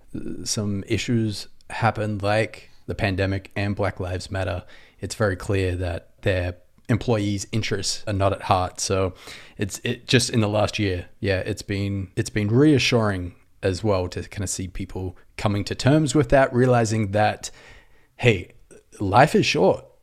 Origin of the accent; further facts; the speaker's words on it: Australia; accent: Aussie; moved away as an adult; also born or lived in Sydney, Australia; now in Los Angeles, United States; I'm an Aussie